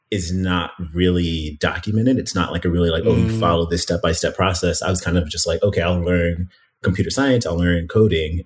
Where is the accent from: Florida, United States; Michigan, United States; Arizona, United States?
Florida, United States; Miami; moved away as an adult; also born or lived in Philadelphia, Pennsylvania; now in Chicago, United States; we moved from Miami, which is where I've lived since I was 11, originally from Philadelphia, but I'm considering myself, I guess, a Miamian, but moved from Miami to Chicago